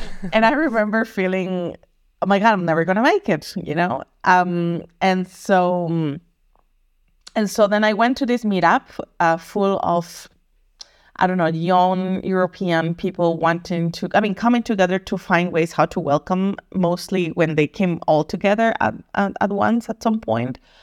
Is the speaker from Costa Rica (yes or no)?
yes; Costa Rica; moved away as an adult; also born or lived in Germany; now in Berlin, Germany; I'm originally from Costa Rica